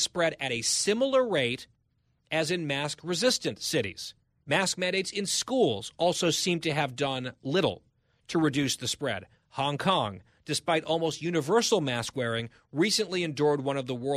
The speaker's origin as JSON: {"language": "English", "town": "Ridgewood", "region": "New Jersey", "country": "United States", "tie": "born or raised there"}